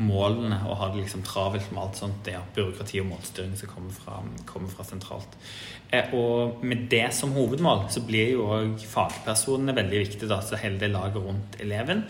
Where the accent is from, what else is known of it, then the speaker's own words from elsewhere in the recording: Stavanger, Rogaland, Norway; jeg er jo fra Rogaland og født og oppvokst i Stavanger